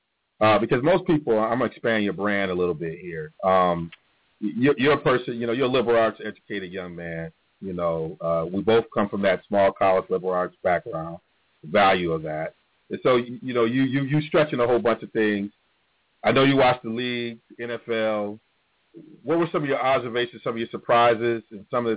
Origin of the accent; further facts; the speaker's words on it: Detroit, Michigan, United States; I'm from the Detroit area, Southeast Michigan, A Square